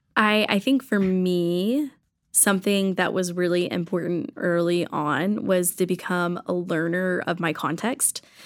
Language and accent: English; Texas, United States; moved away as an adult; now in Los Angeles, United States; I am originally from Texas